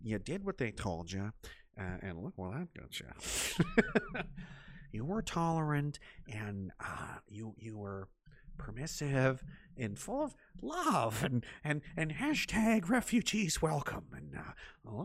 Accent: Nova Scotia, Canada; somewhere in Nova Scotia, not far from my hometown

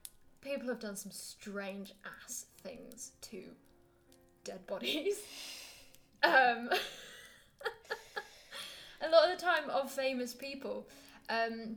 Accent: England, United Kingdom; I'm really English.

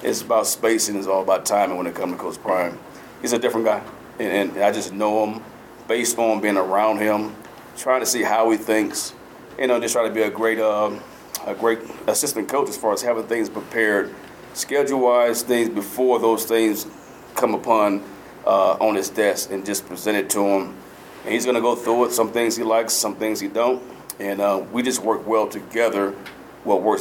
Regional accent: Miami, Florida, United States; now in Boulder, United States; I'm from Miami, Florida, went to Miami Northwestern.

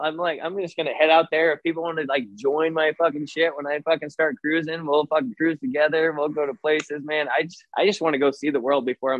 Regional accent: Massachusetts, United States; I'm from Massachusetts, Newark, and so that's where I'm gonna like travel back

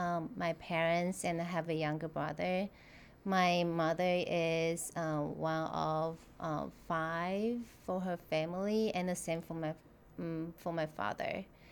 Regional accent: Taipei, Taiwan; first language Mandarin; English is a second language; now in Naperville, United States; I'm from Taipei, the capital city of Taiwan. Taiwan is an island of mainland China, and it's a tropical island, and we have like two-thirds of mountains.

